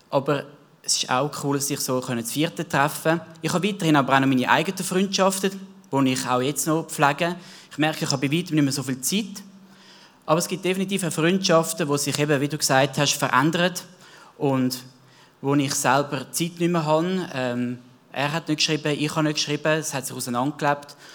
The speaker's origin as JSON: {"language": "German", "region": "Zurich", "country": "Switzerland", "tie": "born or raised there", "said": "Ich bin selber im Zürich Wieland aufgewachsen."}